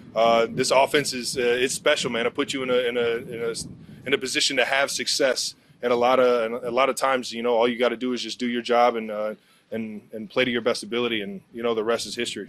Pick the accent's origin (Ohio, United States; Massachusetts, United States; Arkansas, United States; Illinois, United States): Ohio, United States; Cleveland; moved away as an adult; now in Kansas City, United States; up in Cleveland in my hometown